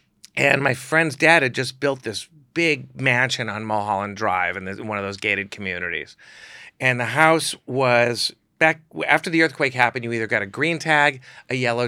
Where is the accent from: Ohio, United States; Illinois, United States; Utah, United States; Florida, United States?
Illinois, United States; Chicago; And I never really felt like I fit in growing up in Chicago. It was very like preppy and square